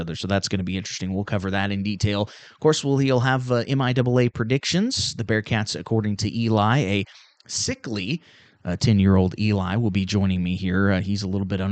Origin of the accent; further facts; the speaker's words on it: Union Star, Missouri, United States; I'm from Union Star